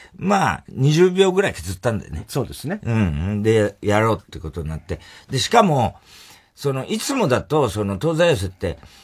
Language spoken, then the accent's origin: Japanese; Saitama, Japan; 埼玉出身です